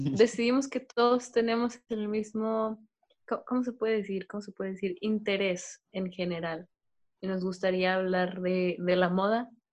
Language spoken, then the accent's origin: Spanish; Monterrey, Nuevo León, Mexico; somos de Monterrey